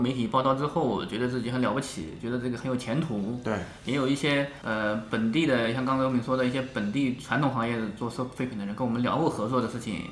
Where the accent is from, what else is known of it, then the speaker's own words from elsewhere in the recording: Huai'an, Jiangsu, China; moved away; 包括我们老家淮安开了一个